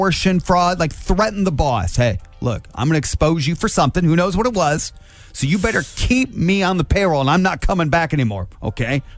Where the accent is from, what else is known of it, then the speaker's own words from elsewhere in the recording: Angola, Indiana, United States; growing up in Angola like I did